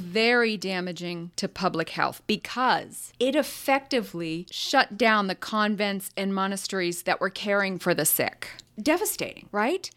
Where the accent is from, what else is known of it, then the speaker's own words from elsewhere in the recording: United States; I, I grew up in America and I'm English speaking